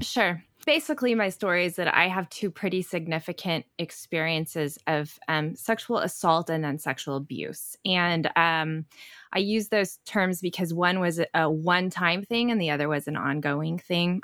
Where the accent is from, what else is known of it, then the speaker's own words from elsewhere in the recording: Oklahoma, United States; moved away as an adult; also born or lived in Chicago area; I grew up in Oklahoma